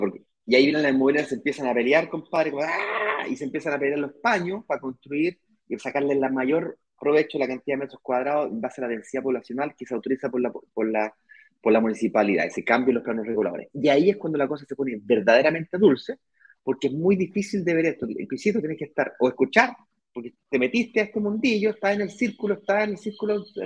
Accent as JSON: {"language": "Spanish", "country": "Chile", "moved": "as an adult", "lives_now": "Brazil", "said": "yo soy chileno, eh, mi mujer es extranjera"}